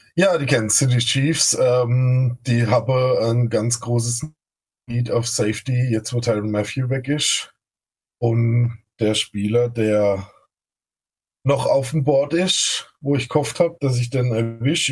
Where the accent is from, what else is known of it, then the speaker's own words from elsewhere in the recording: Baden-Württemberg, Germany; accent: Badisch; ich komme aus dem schönen Baden-Württemberg. Äh, ich bin Badner, also nicht wie der Kollege von den Texans am Anfang, von der schwäbischen ah, Seite, sondern von der anderen Seite.